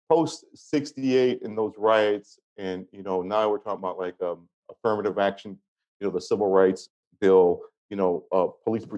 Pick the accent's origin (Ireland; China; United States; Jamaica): United States; Pomona, California; also born or lived in Detroit; now in Romania; I grew up in Pomona, California